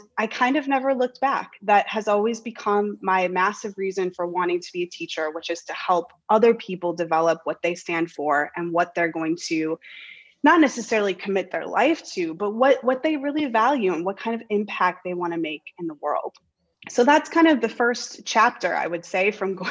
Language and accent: English; the middle of Wisconsin, United States; moved away as an adult; now in Denmark; I could always go back to my hometown and teach